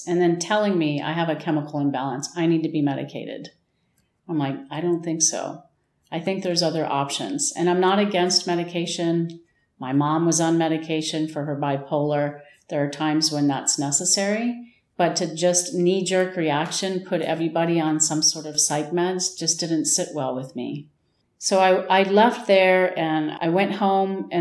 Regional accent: United States; also born or lived in New Mexico / Wisconsin / Texas / Irvine, California; now in Tucson, United States; I grew up in Wisconsin and Texas, and then moved to Southern California

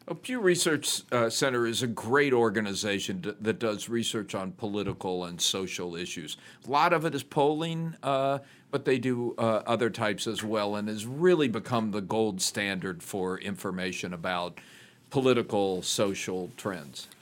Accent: Chattanooga, Tennessee, United States; born or raised there; moved away; also born or lived in Ohio

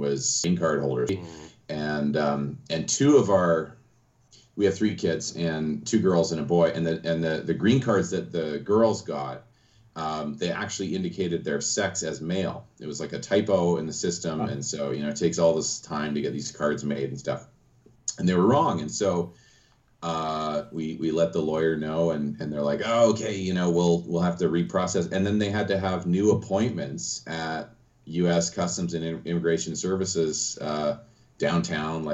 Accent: West Coast, Canada; moved away as an adult; also born or lived in Toronto, Canada / Texas, United States; now in Louisville, United States; I'm from the West Coast, but I did live near Toronto for 7 years while I was in grad school.

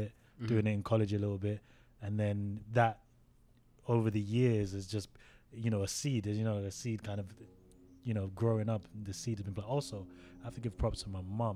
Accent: United Kingdom

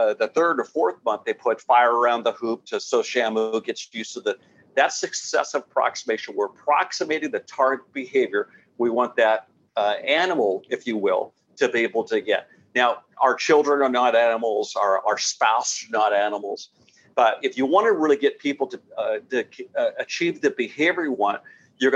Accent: San Diego, California, United States; I grew up in San Diego, and we used to go to Shamu shows about once a month during the summertime at least.

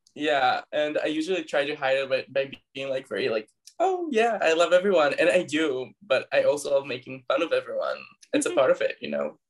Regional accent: Tel Aviv, Tel Aviv District, Israel; I was born and raised, and I still live in Tel Aviv, Israel

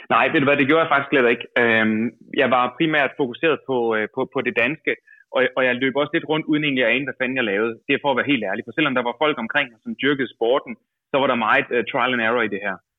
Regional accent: Denmark; som dansker

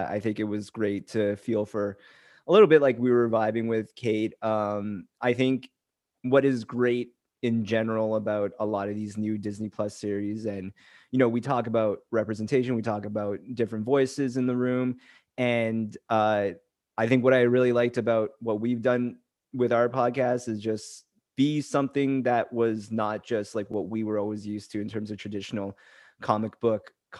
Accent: Canada; I'm from Canada

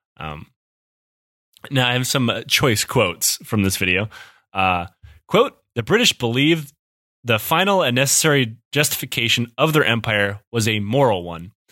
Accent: Detroit, Michigan, United States; I'm from Detroit

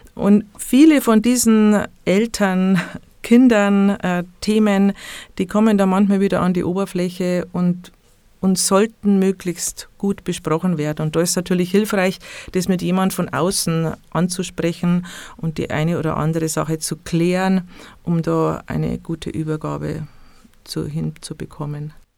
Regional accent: Bavaria, Germany; bei uns in Bayern

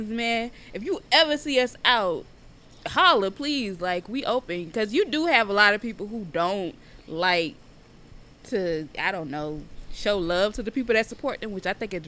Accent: the South, United States; I'm from the South

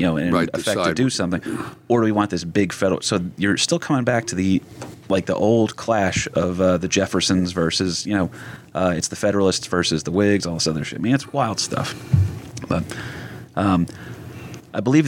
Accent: New Jersey, United States; moved away; also born or lived in Florida; I'm a kid from Jersey

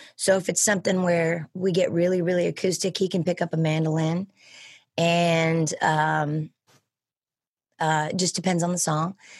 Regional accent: Sonoma County, California, United States; born and raised in Sonoma County, California

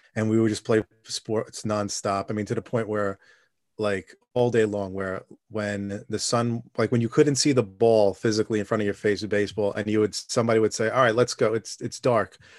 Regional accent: New York City, New York, United States; also born or lived in Brooklyn, New York; I grew up in Staten Island, and I'm s, still there

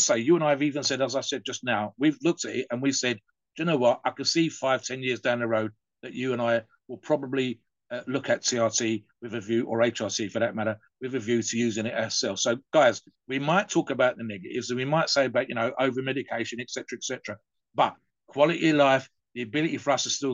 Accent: United Kingdom; I'm British

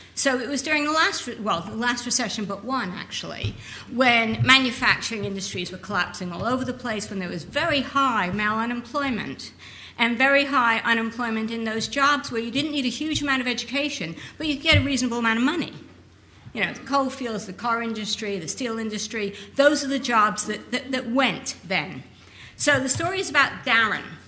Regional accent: United States; I'm American, but my, my grandparents are English

